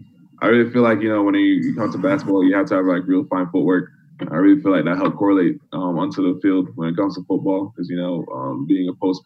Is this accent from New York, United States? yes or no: yes; Bronx, New York, United States; mainly because I grew up in the Bronx. It's just Jamaicans call it the concrete jungle.